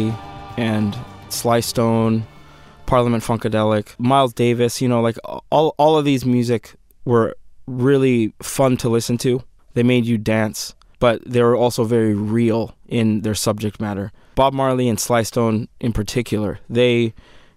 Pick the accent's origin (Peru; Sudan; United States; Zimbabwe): Sudan; moved away; my home country of Sudan